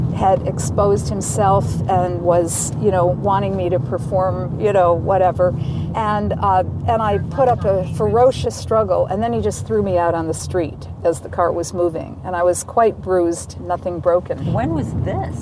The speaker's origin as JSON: {"language": "English", "town": "Saratoga Springs", "region": "New York", "country": "United States", "tie": "born or raised there", "also_born_or_lived": "Boston, Massachusetts", "moved": "as an adult", "said": "I was going to a college that was bigger than my hometown. Saratoga had 12,000 people"}